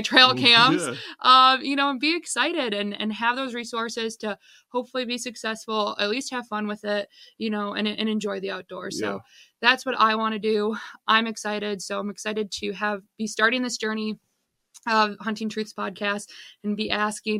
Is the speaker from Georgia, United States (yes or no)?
no; Michigan, United States; I'm 29 years old, born and raised in Michigan, grew up around hunting